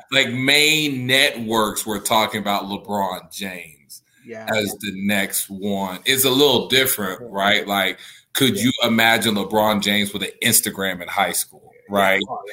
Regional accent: Nigeria; I'm Nigerian

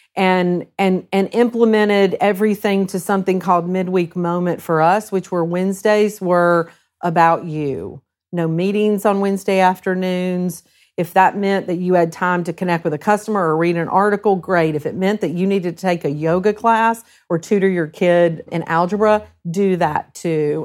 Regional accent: Huntsville, Alabama, United States; also born or lived in South Carolina / Norfolk, Virginia / Central Ohio; now in Ohio, United States; I grew up in South Carolina first, but kinda landed in Huntsville, Alabama

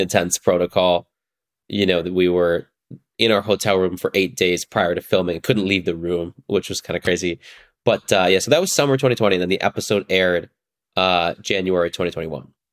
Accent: northern suburbs of Chicago, Illinois, United States; I grew up in the northern suburbs of Chicago

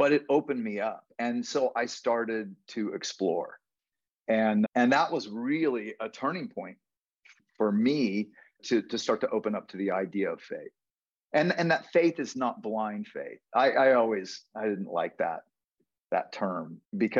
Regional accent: Houston, Texas, United States; now in Austin, United States; I grew up in Houston

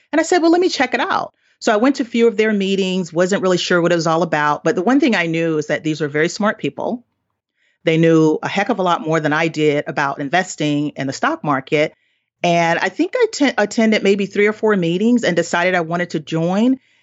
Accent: the South, United States; I grew up in poverty in the South

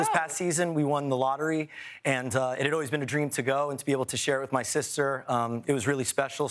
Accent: Stuart, Florida, United States; my hometown of Stuart, Florida. It's the sailfish capital of the world. Beautiful beaches, mm-hmm. much slower pace.

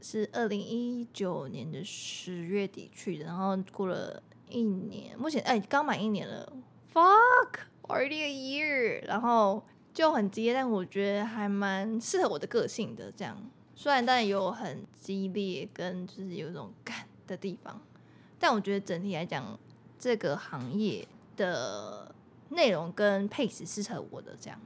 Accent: Taiwan; 身为台湾人

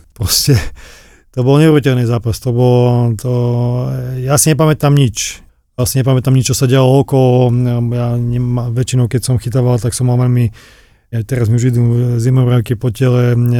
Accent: Slovakia; moved away as an adult; also born or lived in England; now in Warsaw, Poland; ja som bol mladý zo Slovenska

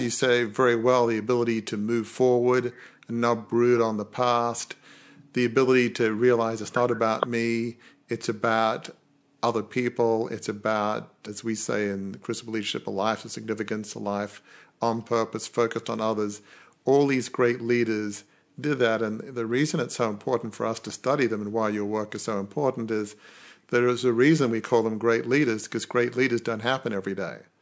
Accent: Australia; Being Australian

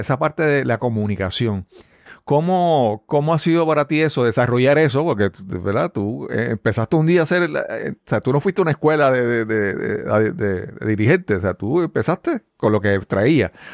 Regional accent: Yabucoa, Puerto Rico; Y yo vengo de, de, de, de nací en Yabucoa

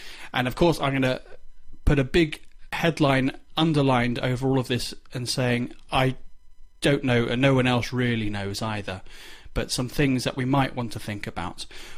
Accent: United Kingdom; me as a Brit

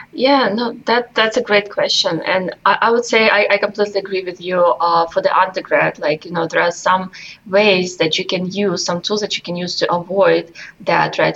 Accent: Russia; moved away as an adult; now in United States; I came to this country from Russia when I was just 18 years old

